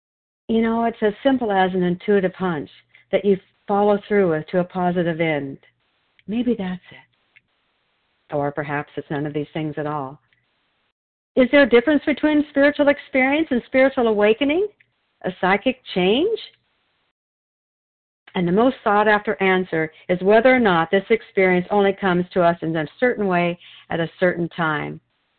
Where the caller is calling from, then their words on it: Wilsonville, Oregon, United States; I'm a recovered compulsive overeater, and I'm calling from Wilsonville, Oregon.